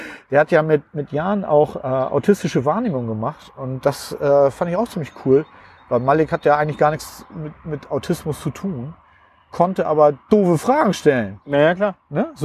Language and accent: German; Hamburg, Germany; ich komme ja nun aus Hamburg, ne? Und da ist es so, mein Leben verläuft in ruhigen Bahnen.